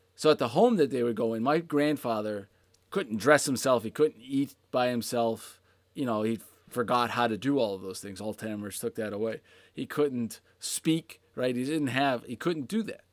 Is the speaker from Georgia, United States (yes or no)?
no; Pittsburgh, Pennsylvania, United States; I grew up in Pittsburgh in the late